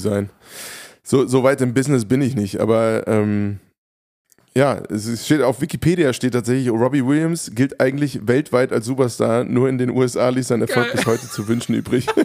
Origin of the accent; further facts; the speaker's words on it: Hofheim, Germany; in Hofheim, meiner, meiner Heimatstadt